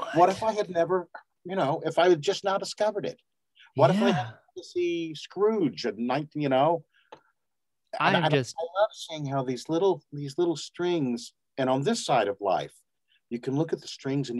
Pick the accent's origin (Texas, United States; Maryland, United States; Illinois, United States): Texas, United States; also born or lived in Grants, New Mexico / Los Angeles; now in New Mexico, United States; because we were both, had lived in Texas, I think Jeff was from Texas and I was raised in Texas